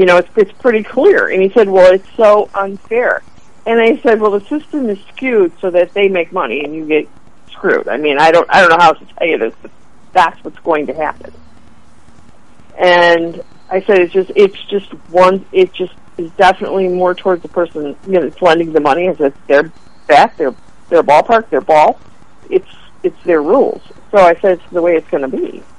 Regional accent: Chicago, Illinois, United States; from Chicago. We know how it works.

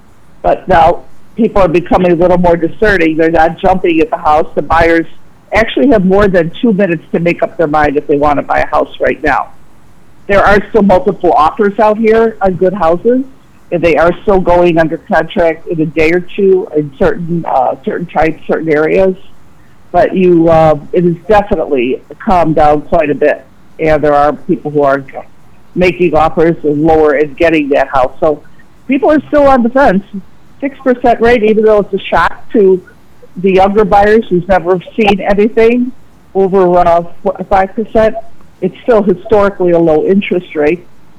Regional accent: Orland, United States; And Orland has thrived. It's been a great place to live, so I'll give a plug for my hometown here.

